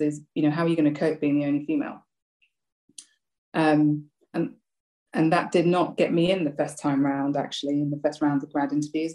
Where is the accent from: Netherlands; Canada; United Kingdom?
United Kingdom; London; also born or lived in Sri Lanka; I came over from from Sri Lanka to London when I was 2 years old.